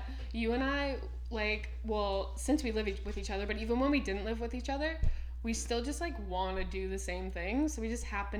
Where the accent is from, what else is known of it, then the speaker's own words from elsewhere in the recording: Ottawa, Ontario, Canada; now in Toronto, Canada; I grew up in Ottawa, like the Ottawa area. So we now live in Toronto, where I hardly know anyone.